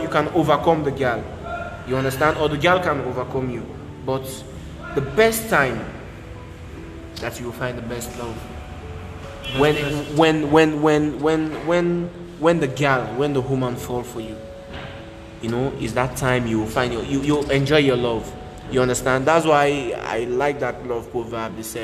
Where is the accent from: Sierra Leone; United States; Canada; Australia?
Sierra Leone; moved away; I'm a Sierra Leonean.